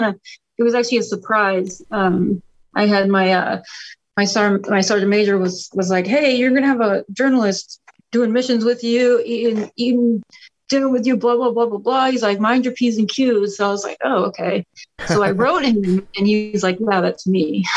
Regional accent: Boston, Massachusetts, United States; born there; also born or lived in Orlando, United States; I was born in the Boston area, but lived in Orlando, so I've been like traveling literally my whole life before, during, and after the army.

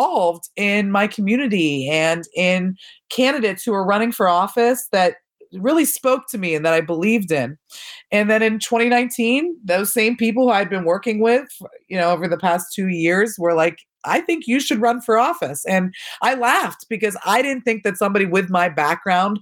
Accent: Pittsburgh, Pennsylvania, United States; I grew up in the North Hills of Pittsburgh with my parents and two younger siblings

